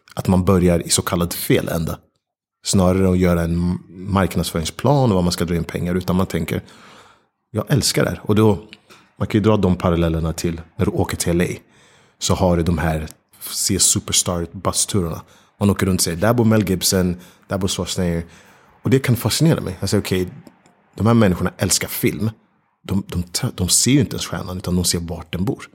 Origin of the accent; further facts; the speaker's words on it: Stockholm, Stockholm County, Sweden; moved away as an adult; also born or lived in New York / London; när jag sen även flyttade hem till Stockholm